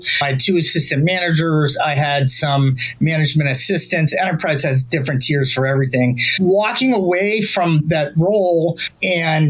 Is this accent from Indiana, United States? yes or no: no; Youngstown, Ohio, United States; I'm from Youngstown, Ohio